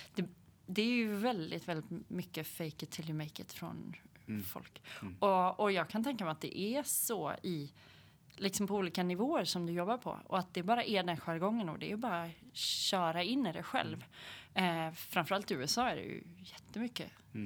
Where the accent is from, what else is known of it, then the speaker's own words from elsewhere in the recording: Hälsingland, Gävleborg County, Sweden; now in Gothenburg, Sweden; är uppväxt i Hälsingland